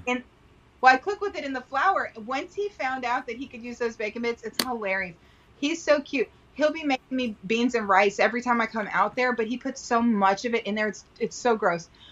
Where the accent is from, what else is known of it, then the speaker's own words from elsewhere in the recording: Texas, United States; I grew up in Texas.